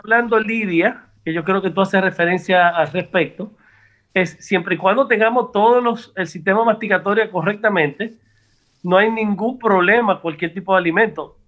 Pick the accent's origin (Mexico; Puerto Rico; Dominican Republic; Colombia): Dominican Republic; Santo Domingo, Distrito Nacional; also born or lived in Tamboril; Yo nací en la capital y por el Roy, pero mi familia es de Tamboril